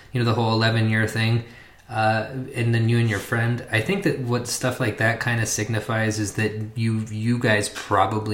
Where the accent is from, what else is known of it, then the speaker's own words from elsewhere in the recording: Oklahoma, United States; I was growing up in Oklahoma